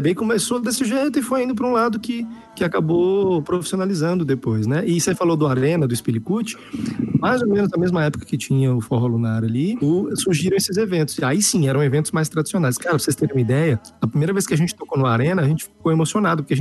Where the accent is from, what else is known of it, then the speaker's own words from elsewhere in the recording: Minas Gerais, Brazil; eu sou mineiro, gente